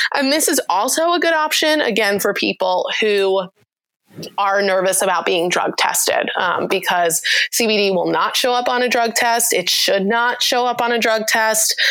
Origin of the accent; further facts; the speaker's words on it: New York, United States; I'm also from New York, so okay. I, I just pronounce everything differently